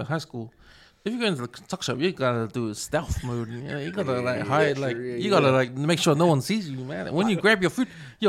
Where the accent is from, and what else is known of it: Auckland, New Zealand; born or raised there